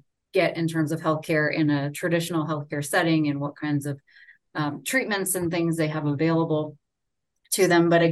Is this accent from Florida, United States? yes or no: yes; Orlando, Florida, United States; moved away as an adult; also born or lived in Gainesville, Florida / Seattle, Washington / North Carolina; now in Salt Lake City, United States; I grew up in Orlando and then went to school in Gainesville